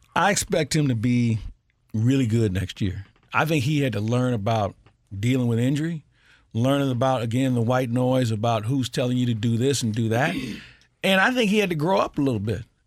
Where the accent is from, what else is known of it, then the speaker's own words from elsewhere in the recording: St. Louis, Missouri, United States; I grew up in Matthews Dickey